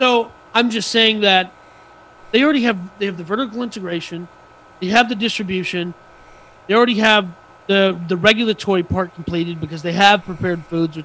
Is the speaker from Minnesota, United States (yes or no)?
yes; Bloomington, Minnesota, United States; moved away; my hometown, same city as where I was born and raised